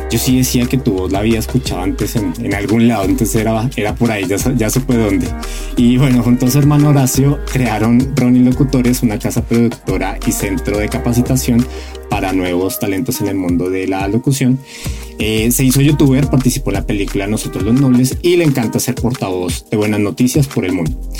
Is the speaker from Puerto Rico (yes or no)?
no; Bogotá, Colombia; now in Mexico; los colombianos también y los que somos de Bogotá igual. O sea, a mí me pasa que hablo con gente aquí en México y, digo, y me dicen, ¿qué? Y hablo con alguien de Colombia y me entiende perfecto.